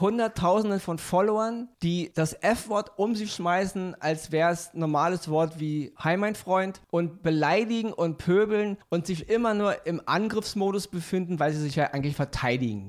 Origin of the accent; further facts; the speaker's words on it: Berlin, Germany; Ich bin Berliner.